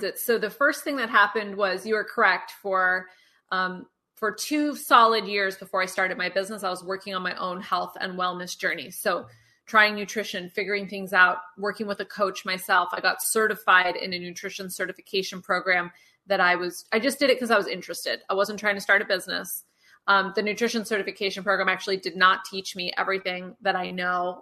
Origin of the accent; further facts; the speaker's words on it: Eugene, Oregon, United States; I was raised in Eugene, Oregon, which is a very outdoorsy place